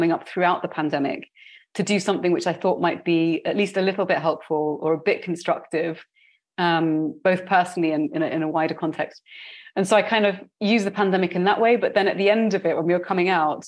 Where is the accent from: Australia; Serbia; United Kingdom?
United Kingdom; moved away as an adult; also born or lived in London; now in Barcelona, Spain; you can tell from my accent that I was born in the UK. My family is very diasporic, but I was raised in a British culture.